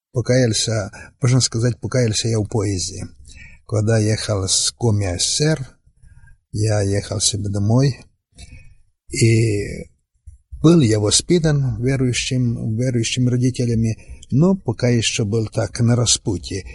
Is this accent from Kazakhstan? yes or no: no; Western Ukraine, Zakarpattia Oblast, Ukraine; Я сам приехал с Украины, с Западной Украины